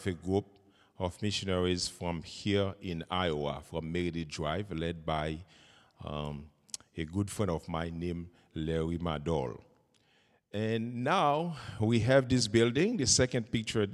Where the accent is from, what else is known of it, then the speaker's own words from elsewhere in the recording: Haiti; I'm from Haiti